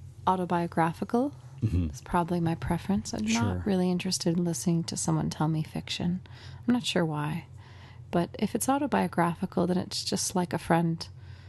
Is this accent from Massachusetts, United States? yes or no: yes; Massachusetts, United States; where I grew up in Massachusetts